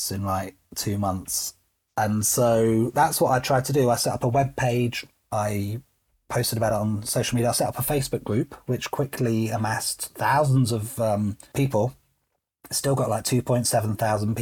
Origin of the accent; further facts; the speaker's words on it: United Kingdom; I'm British